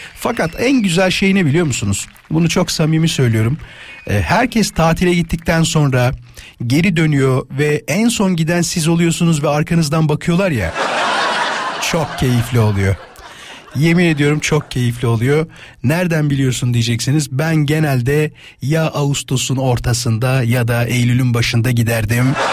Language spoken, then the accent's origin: Turkish; İzmit, Kocaeli, Turkey; moved away; memleketim İzmit'e